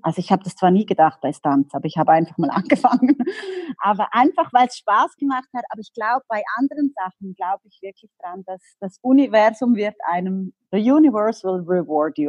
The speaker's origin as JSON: {"language": "German", "country": "Liechtenstein", "also_born_or_lived": "Los Angeles", "moved": "yes", "said": "ich komme aus Liechtenstein"}